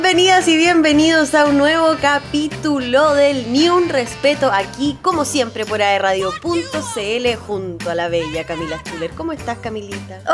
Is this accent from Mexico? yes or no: no; Chile; somos chilenos